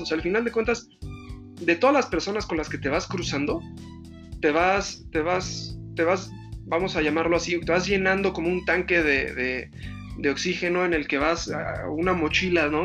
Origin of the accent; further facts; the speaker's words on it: Mexico; also born or lived in Spain; como mexicano